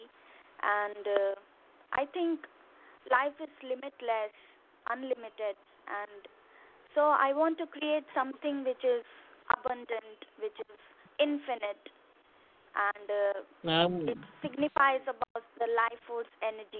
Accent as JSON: {"language": "English", "town": "Hyderabad", "region": "Telangana", "country": "India", "said": "I'm from India, Hyderabad"}